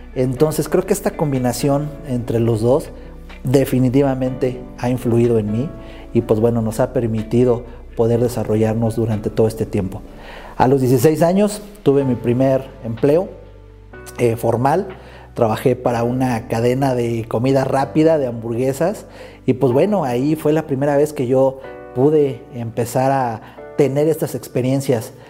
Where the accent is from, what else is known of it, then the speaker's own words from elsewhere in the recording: Morelia, Michoacán, Mexico; Soy originario de Morelia, Michoacán